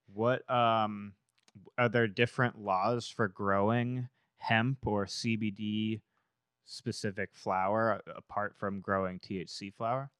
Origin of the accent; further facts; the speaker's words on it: Massachusetts, United States; I grew up in Mass